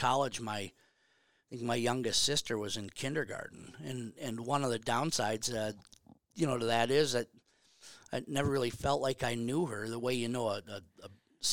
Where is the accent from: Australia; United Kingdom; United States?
United States; Bemidji, Minnesota; also born or lived in Morris, Minnesota / Albert Lea, Minnesota; we end up in Bemidji in what would have been my third grade year in 66 or something, 67. And stayed there till 73.